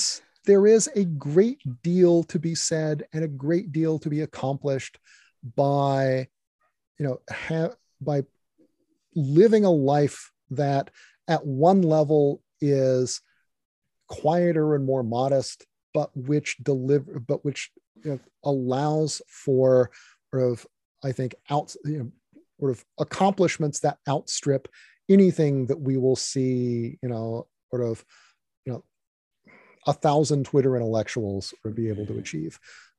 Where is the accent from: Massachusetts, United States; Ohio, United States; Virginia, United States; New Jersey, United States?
Virginia, United States; you know, when I was young, I grew up in Virginia, you know